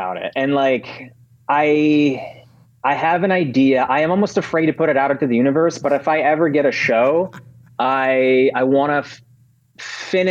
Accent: Chicago, Illinois, United States; moved away as an adult; also born or lived in Ukraine; now in Los Angeles, United States; I skipped kindergarten entirely, and I went right into first grade in Chicago. So we moved to Chicago first. And I was there until I was like 22 or 23

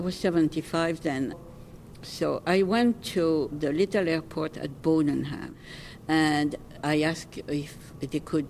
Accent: France; moved away as an adult; now in Maine, United States; I was born in France in 1927

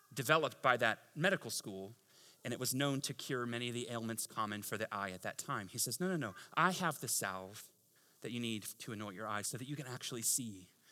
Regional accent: Tampa, Florida, United States; moved away; I'm from Tampa.

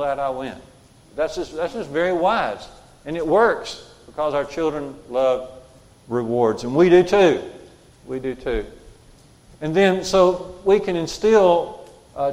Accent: Jasper, Alabama, United States; We grew up on Highway 5, going out of Jasper, headed toward Russellville

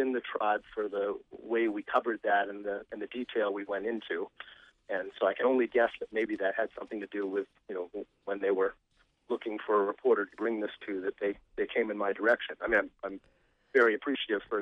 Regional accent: Maine, United States; growing up in Maine and having written, you know, histories of Maine

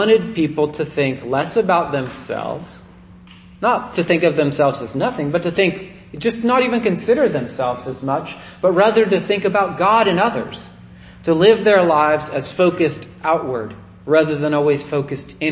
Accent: United States; when I was a kid, I grew up in Nevada County

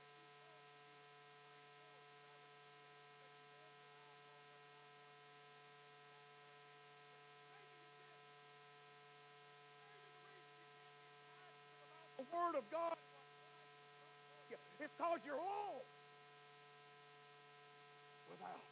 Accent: United States; we, as an American people, as God's Christian people

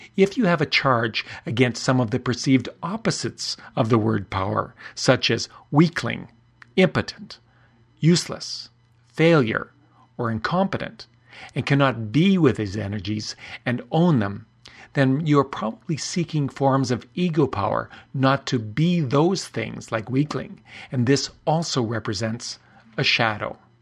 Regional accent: Canada; I'm Canadian

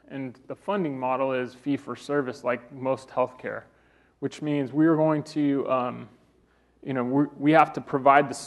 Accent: Colorado, United States; I'm from Colorado, I'm a native

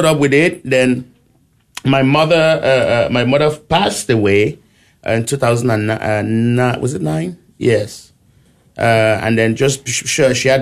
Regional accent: Cameroon; now in United States; I was born in Cameroon, in the town of Boya, by the mountain.

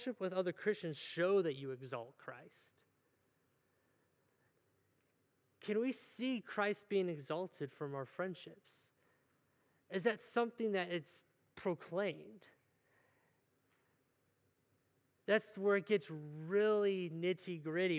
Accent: Cleveland, Ohio, United States; moved away; I'm from Cleveland area

